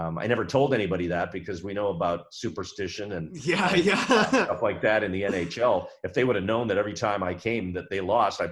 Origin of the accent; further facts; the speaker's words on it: Edmonton, Alberta, Canada; moved away as an adult; now in San Jose, United States; Edmonton's my hometown